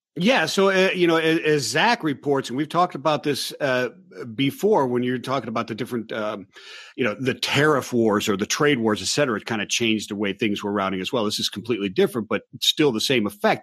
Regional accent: Cleveland, Ohio, United States; I'm from Cleveland, Ohio

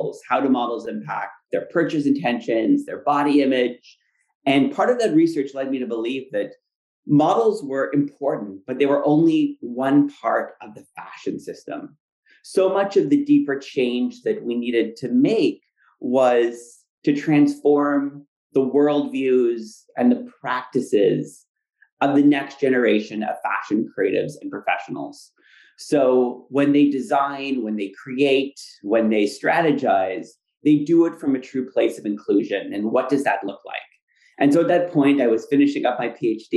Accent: Ottawa, Ontario, Canada; moved away as an adult; now in New York, United States; growing up in Ottawa, which is a great city, but when I was there, it was still pretty conservative

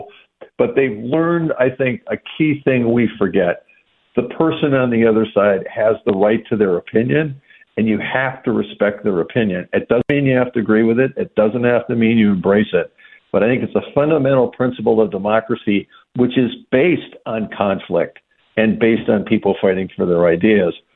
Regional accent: Madison, Wisconsin, United States; Madison, you know, my hometown's famous for this

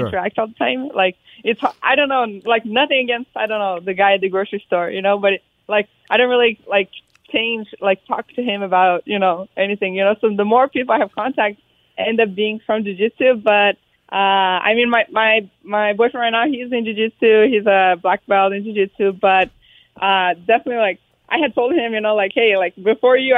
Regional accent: Arizona, United States; I was born in Arizona

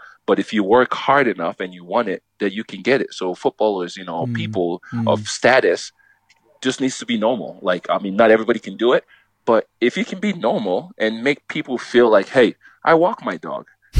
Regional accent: Los Angeles, California, United States; I was a Galaxy fan. I grew up in Los Angeles, California, you know, I went to games.

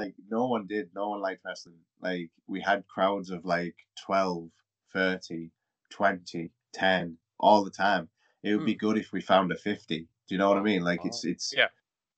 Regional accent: United Kingdom; we as British people

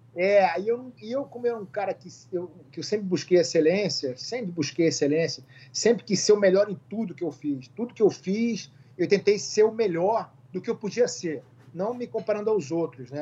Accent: Rio de Janeiro, Brazil; also born or lived in Porto Alegre; eu sou gaúcho. Eu nasci em Porto Alegre, fui embora para o Rio com dois anos. Meu pai militar foi transferido para o Rio de Janeiro

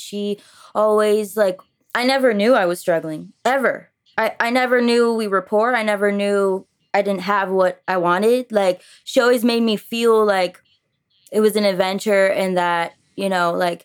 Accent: Florida, United States; first language French; English is a second language; also born or lived in Montreal, Quebec, Canada; We moved to Florida with me and my mom, very spontaneous, when I was like, 3 or 4, I think 4

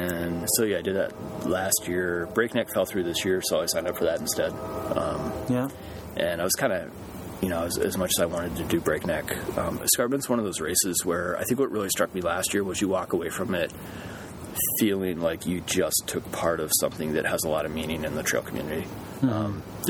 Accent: Pennsylvania, United States; moved away; growing up in Pennsylvania

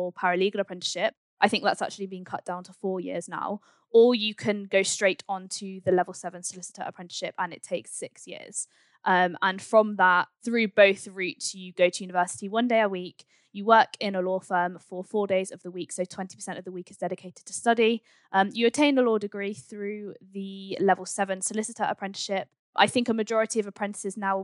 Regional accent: Swindon, South West England, United Kingdom; I actually grew up in Swindon

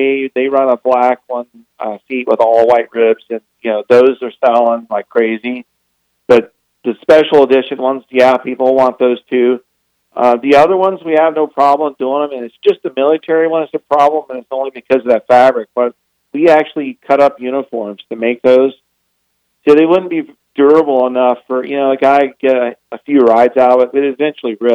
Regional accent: Florida, United States; moved away; I'm originally from Florida

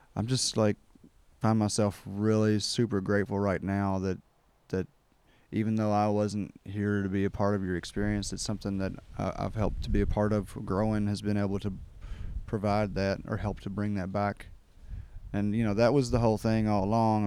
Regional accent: Kentucky, United States; growing up in Kentucky

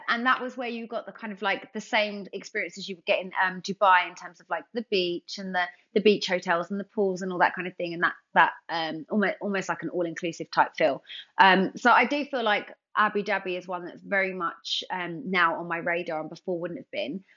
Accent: London, United Kingdom; I'm from London.

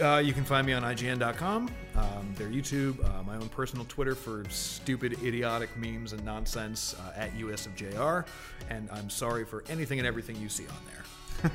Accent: Martha's Vineyard, Massachusetts, United States; moved away as an adult; also born or lived in Boston; so I'm originally from Massachusetts. Um, my early years were spent, uh, on Martha's Vineyard off Cape Cod.

